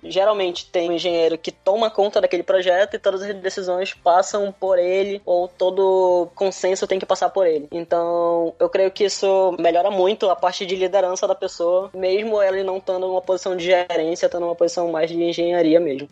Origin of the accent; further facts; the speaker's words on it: Manaus, Amazonas, Brazil; moved away as an adult; now in Cape Town, South Africa; Eu sou de Manaus, Amazonas